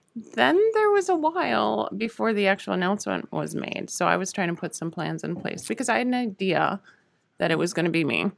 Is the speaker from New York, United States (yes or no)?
no; Hayward, Wisconsin, United States; also born or lived in Spooner, Wisconsin / Shell Lake, Wisconsin; the family moved up to Hayward. I finished high school up there